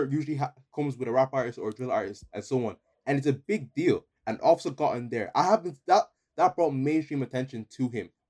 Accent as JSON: {"language": "English", "country": "Ireland", "said": "Like even when they ask you where are you from, if you say Dublin, if you say anywhere in Ireland, everyone's gonna look at you different."}